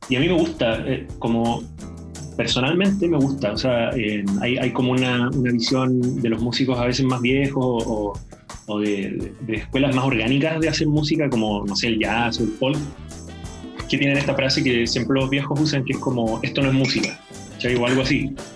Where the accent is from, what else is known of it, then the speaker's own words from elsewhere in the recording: Chile; los chilenos hablamos sin eso